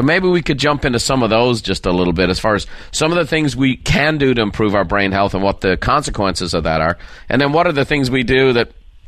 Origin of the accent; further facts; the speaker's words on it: Ireland; No, I'm an Irishman, Daniel.